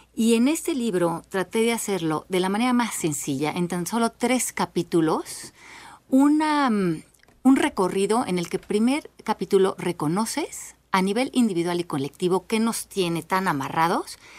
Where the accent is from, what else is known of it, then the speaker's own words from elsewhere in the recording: Mexico; Nosotros como mexicanos